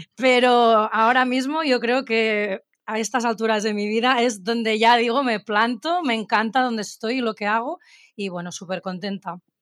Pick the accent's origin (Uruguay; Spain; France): Spain; Barcelona, Catalonia; las dos somos catalanas de aquí Barcelona